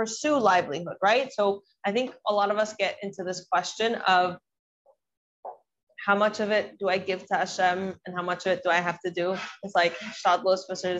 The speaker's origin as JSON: {"language": "English", "region": "the South", "country": "United States", "tie": "born or raised there", "said": "I grew up in the South, so it's the Bible Belt."}